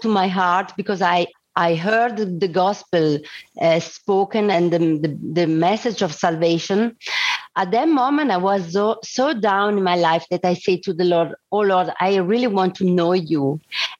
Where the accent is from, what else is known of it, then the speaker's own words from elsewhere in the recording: Lugano, Ticino, Switzerland; I was born here in Lugano, Switzerland. So it's the Italian side of the Switzerland. And I grew up, I did the school, and I went to university